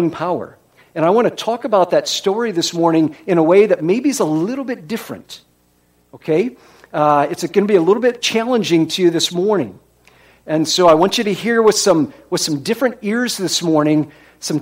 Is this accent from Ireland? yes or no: no; Iowa, United States; moved away; I was from Iowa.